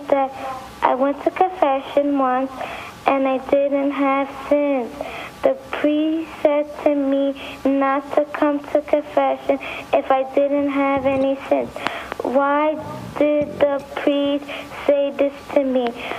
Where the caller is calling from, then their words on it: New Jersey, United States; New Jersey.